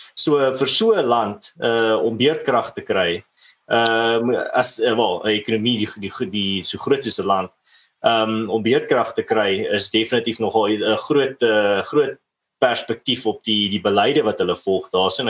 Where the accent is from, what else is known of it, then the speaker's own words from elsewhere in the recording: South Africa; ons as Suid-Afrikaners